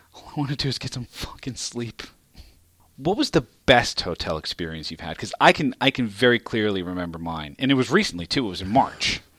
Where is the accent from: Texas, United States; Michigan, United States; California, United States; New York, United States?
New York, United States; New York City; my hometown